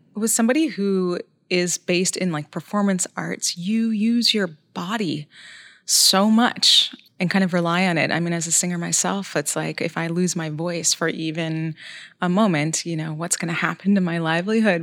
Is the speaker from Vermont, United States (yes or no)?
yes; Vermont, United States; my home state of Vermont